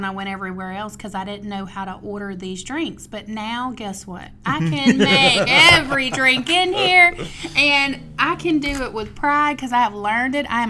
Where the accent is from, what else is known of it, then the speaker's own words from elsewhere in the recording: Mobile, Alabama, United States; moved away as an adult; also born or lived in Gulf Shores / Orange Beach area, Alabama; So I'm originally from Mobile. And I moved down here in 98